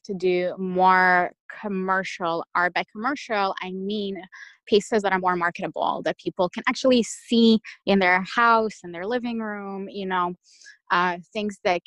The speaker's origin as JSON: {"language": "English", "country": "Russia", "tie": "born or raised there", "moved": "yes", "lives_now": "Detroit, United States", "said": "I'm Russian by birth. I was born in Russia"}